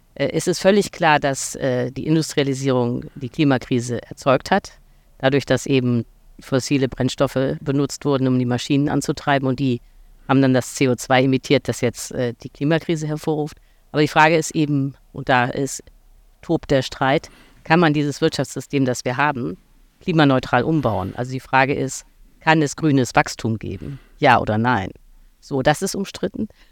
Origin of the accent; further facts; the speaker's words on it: Hamburg, Germany; ich äh, komme aus Hamburg, aus einem Vorort namens Langhorn